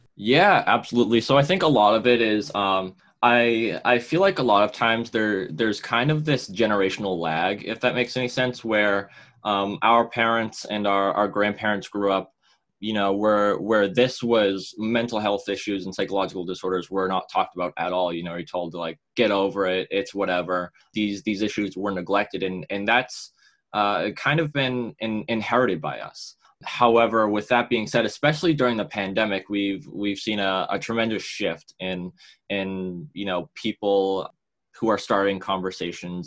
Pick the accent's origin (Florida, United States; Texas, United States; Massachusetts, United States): Massachusetts, United States; Woburn; I'm from Woburn, Massachusetts.